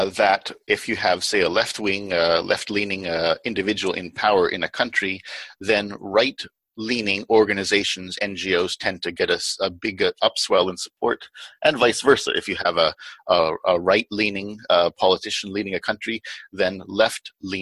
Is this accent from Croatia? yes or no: no; Canada